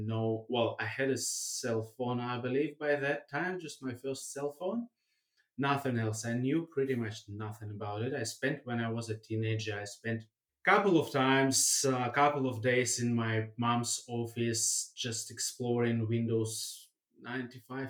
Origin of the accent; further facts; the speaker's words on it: Russia; also born or lived in Germany; now in Australia; I was born in Germany, grew up in Russia, now living in Australia.